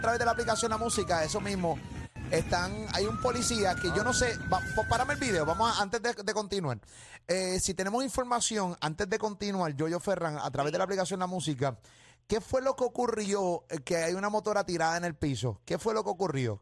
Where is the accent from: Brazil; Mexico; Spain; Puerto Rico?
Puerto Rico; orgullo de ser puertorriqueño